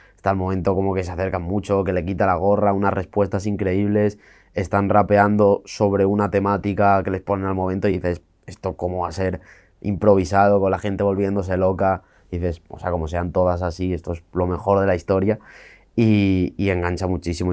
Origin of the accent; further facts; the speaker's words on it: Santullano, Asturias, Spain; nací y me crié en la parte más rural dentro de eso, que era, era una aldea de primera, Santullano se llama.